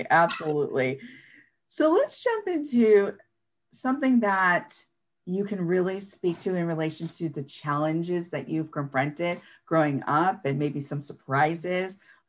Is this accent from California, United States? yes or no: yes; Santa Cruz, California, United States; also born or lived in Berkeley, California / Sacramento, California; I'm from California, as you well know. And so from the Santa Cruz area, the Monterey Bay type of area, and went to school in the Bay Area at Berkeley. So I'm familiar with those mindsets and that kind of talk. And I lived in Sacramento